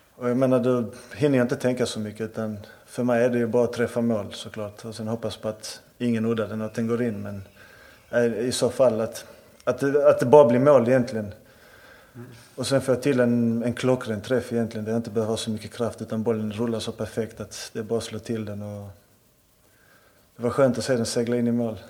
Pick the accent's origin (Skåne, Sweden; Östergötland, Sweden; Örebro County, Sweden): Skåne, Sweden; Malmö; Som malmöit, jag är född och uppvuxen i Malmö.